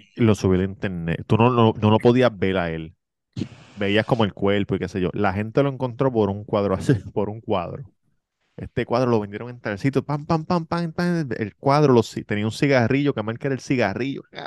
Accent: Levittown, Puerto Rico; Levitown, yo soy de Levitown

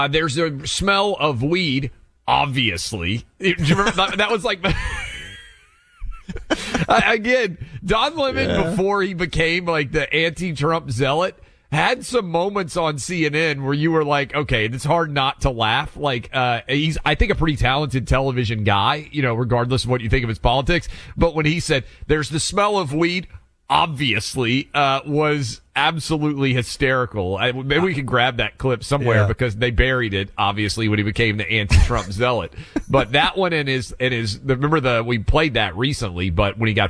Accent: Nashville, Tennessee, United States; my hometown, we had allowed rioters to try to burn down a courthouse

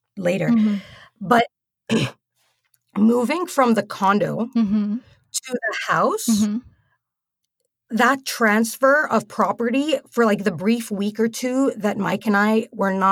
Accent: United Arab Emirates; moved away; growing up in the United Arab Emirates

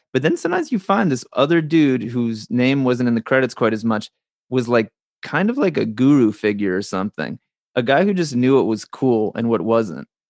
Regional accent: New Jersey, United States; the little town I grew up in New Jersey

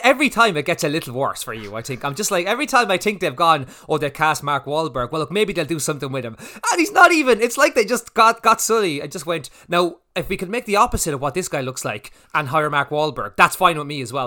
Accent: Ireland; we're Irish

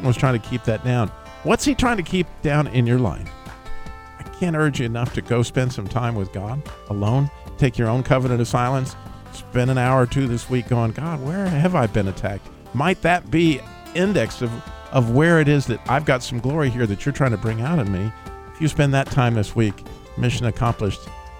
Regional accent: Idaho, United States; being that I was from Idaho

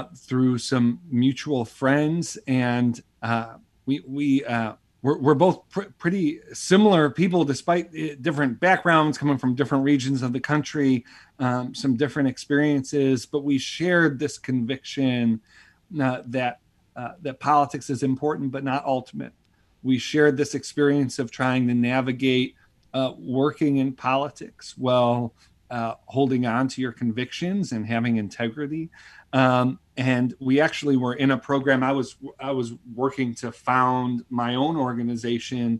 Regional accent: Buffalo, New York, United States; I grew up in Buffalo, New York, and grew up in a big Italian Catholic family

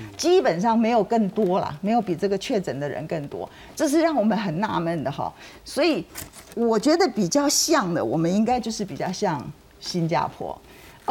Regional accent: Taiwan; 我们台湾人有个特性

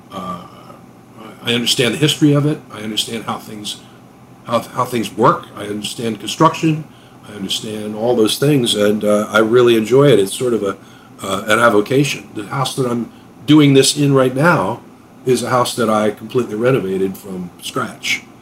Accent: Pennsylvania, United States; And I grew up in Chester County, which is uh, you know in the midst of the 18th century, basically.

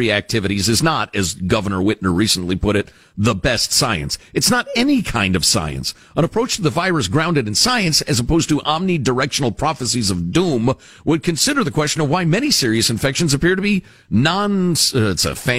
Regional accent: Michigan, United States; To which the answer in my home state of Michigan and many others throughout the country is, please, you scofflaws, try an approved activity instead

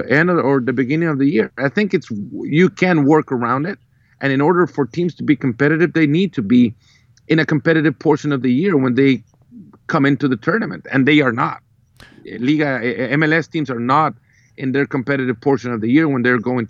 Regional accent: El Salvador; I come from El Salvador

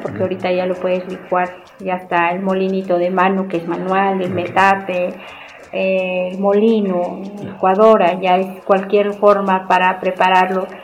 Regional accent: Tlacolula de Matamoros, Oaxaca, Mexico; originaria de Tlacolula de Matamoros, de Valles Centrales.

